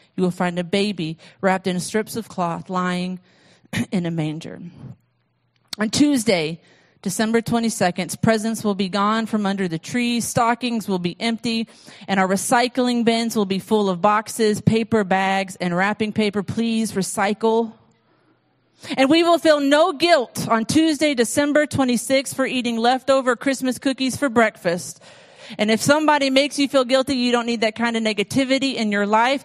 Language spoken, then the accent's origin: English; United States; being an American